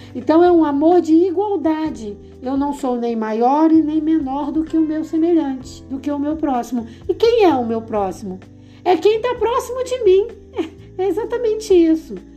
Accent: Rio de Janeiro, Brazil; eu sou do Rio de Janeiro

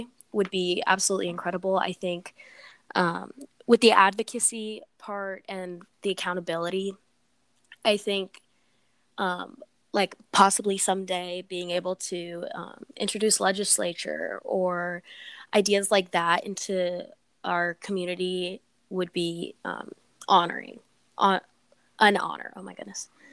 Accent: Des Moines, Iowa, United States; also born or lived in Los Angeles, California; I was born in Los Angeles, California, but I moved to Des Moines, Iowa when mm-hmm. I turned 3

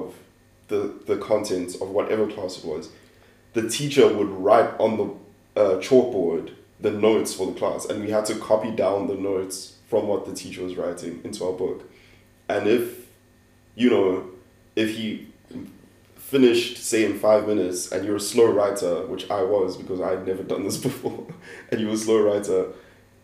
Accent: South Africa; also born or lived in Nigeria; I was born in Nigeria, but I grew up most of my life in South Africa

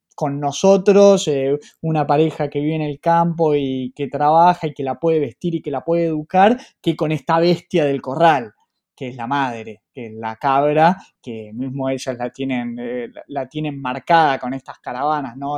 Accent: Argentina; Nosotros como argentinos, con la historia que llevamos a cuestas

